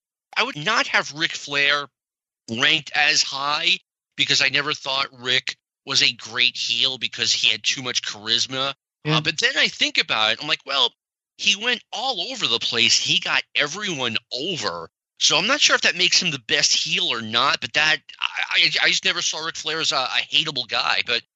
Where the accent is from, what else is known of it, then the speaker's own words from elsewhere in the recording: Boston, Massachusetts, United States; not only am I from the Northeast, I am from the Boston area.